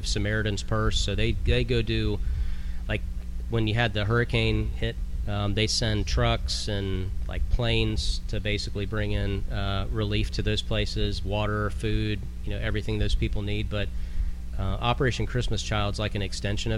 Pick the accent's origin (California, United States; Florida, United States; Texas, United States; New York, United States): Florida, United States; I'm from Florida